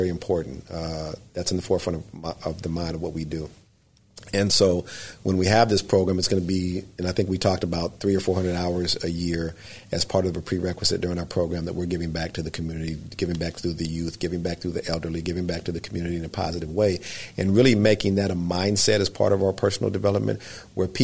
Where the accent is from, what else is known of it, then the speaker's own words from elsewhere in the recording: Southern California, United States; now in Northern California, United States; I'm not from Northern California. I'm from Southern California.